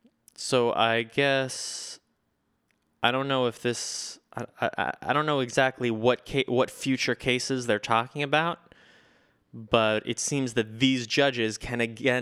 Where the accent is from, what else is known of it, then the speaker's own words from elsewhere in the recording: United States; I will continue to read things that I do not understand because I'm an American and I get to.